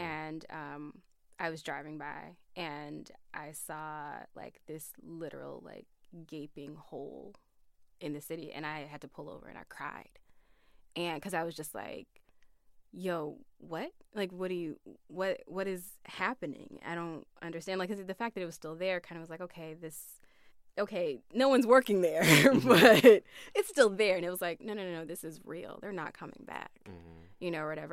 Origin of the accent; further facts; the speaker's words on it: Flint, Michigan, United States; moved away as an adult; it was a regular like urban upbringing